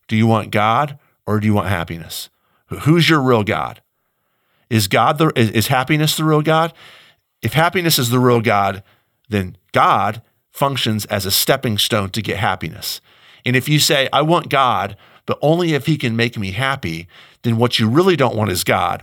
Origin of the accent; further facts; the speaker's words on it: United States; I, as American